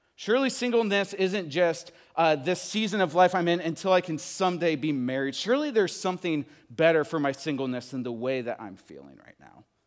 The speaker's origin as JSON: {"language": "English", "region": "Midwest", "country": "United States", "also_born_or_lived": "Texas", "moved": "as an adult", "said": "I am from the Midwest. I moved to Texas to go to college"}